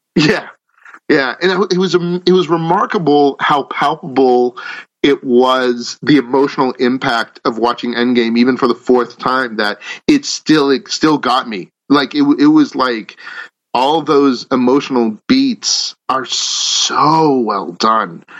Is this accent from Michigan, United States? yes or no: no; Natick, Massachusetts, United States; I grew up in Natick, Massachusetts